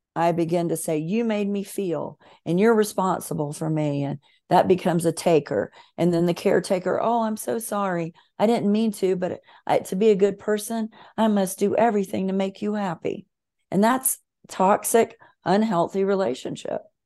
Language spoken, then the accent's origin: English; Bible Belt of America, the South, United States; I was raised in the Bible Belt of America, very Southern, very fundamentalist